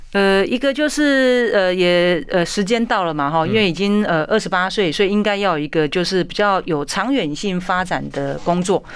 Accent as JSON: {"language": "Chinese", "country": "Taiwan", "said": "我们台湾人"}